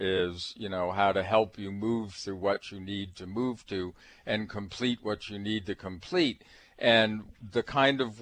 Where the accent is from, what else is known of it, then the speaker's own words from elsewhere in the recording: Massachusetts, United States; I come from Massachusetts